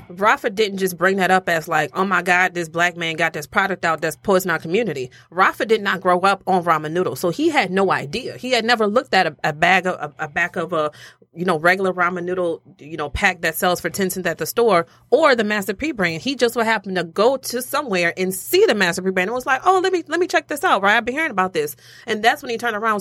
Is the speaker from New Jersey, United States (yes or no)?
no; Louisiana, United States; I'm from Louisiana